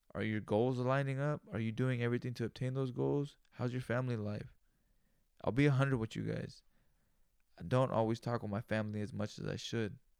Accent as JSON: {"language": "English", "town": "Greenfield", "region": "California", "country": "United States", "tie": "born or raised there", "moved": "yes", "said": "I'm from Greenfield, California, you know, and that's where I grew up"}